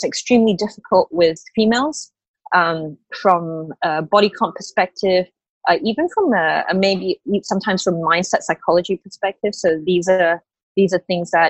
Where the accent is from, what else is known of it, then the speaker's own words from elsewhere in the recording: Australia; moved away as an adult; also born or lived in Malaysia; now in Hong Kong; I grew up in Australia